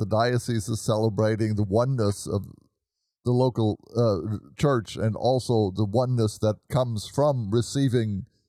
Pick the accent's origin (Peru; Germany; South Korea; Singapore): Germany; moved away; I grew up in Germany and remember going to Mass there.